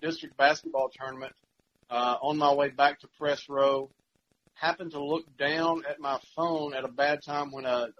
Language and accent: English; South Pittsburg, Tennessee, United States; growing up in the Valley